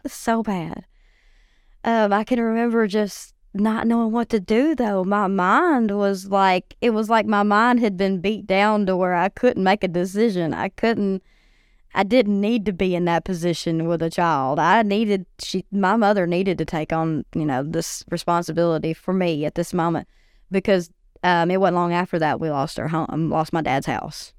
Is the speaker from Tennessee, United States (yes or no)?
yes; White Bluff, Tennessee, United States; I grew up in White Bluff. Um, went to school there